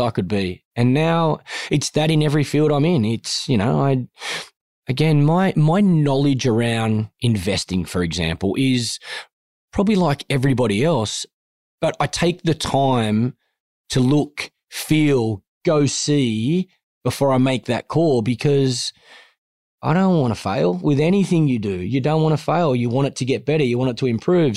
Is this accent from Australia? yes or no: yes; Liverpool, New South Wales, Australia; growing up in Liverpool, I earned $168 a week working at Kings Road Sports Centre